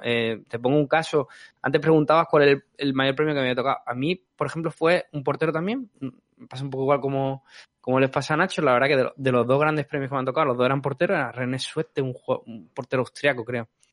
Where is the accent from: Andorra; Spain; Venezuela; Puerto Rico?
Spain; nosotros como españoles